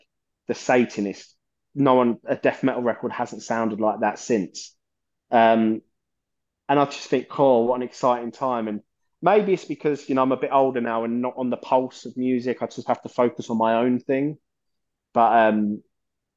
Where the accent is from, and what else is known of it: London, United Kingdom